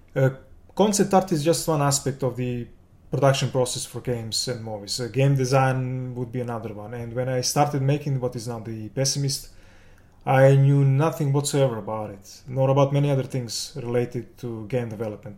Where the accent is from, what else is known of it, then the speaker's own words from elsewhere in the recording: Belgrade, Serbia; I'm from Serbia, the capital Belgrade.